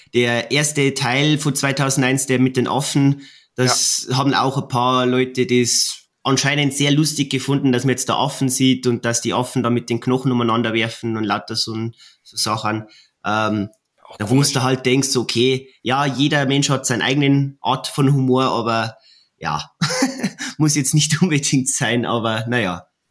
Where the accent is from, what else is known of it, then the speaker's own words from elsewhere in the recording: Bavaria, Germany; bei uns in Bayern